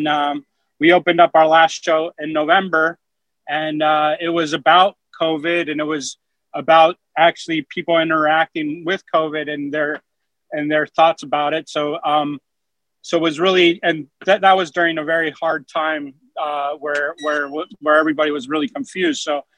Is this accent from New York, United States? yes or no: no; Alaska, United States; I was born in Alaska